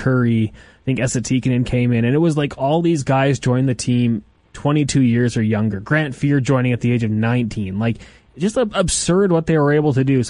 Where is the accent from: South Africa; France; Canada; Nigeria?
Canada; Edmonton, Alberta; We're both born and raised in Edmonton.